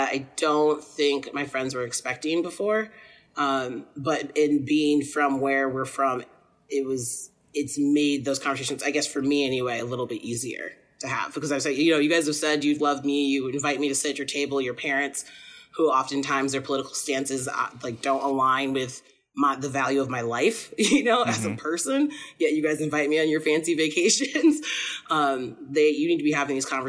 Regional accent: Albion, Michigan, United States; growing up in Albion and coming from a place that was pretty integrated

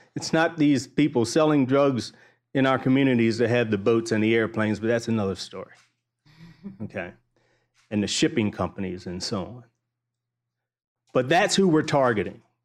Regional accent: Baltimore, Maryland, United States; I grew up in Baltimore

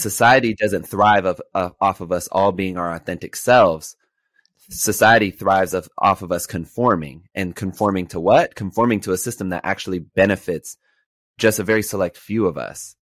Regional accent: Los Angeles, California, United States; I grew up in Los Angeles during, uh, the time of zero tolerance

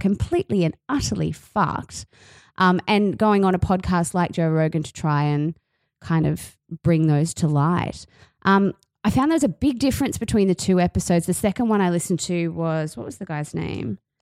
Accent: Australia; accent: Aussie; the Aussie accent grated on me because it's my accent.

